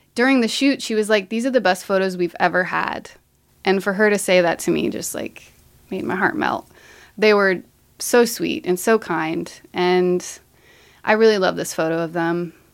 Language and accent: English; Marion, Ohio, United States; I grew up in Marion, Ohio, youngest of four, in a very musical family